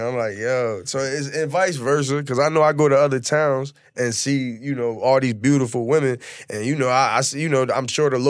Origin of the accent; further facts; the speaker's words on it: Camden, New Jersey, United States; moved away as an adult; now in Miami, United States; I'm from New Jersey.